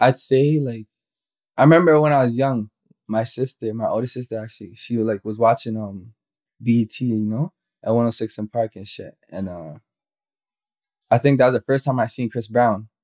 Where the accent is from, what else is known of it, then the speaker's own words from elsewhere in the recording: Toronto, Ontario, Canada; also born or lived in Dallas, Texas; I'm from Scarborough